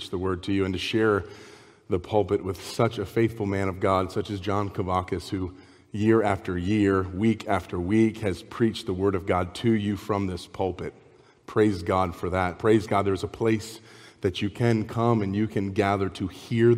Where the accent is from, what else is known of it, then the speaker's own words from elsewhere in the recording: Maryland, United States; moved away as an adult; also born or lived in Spokane, Washington; we're from Maryland originally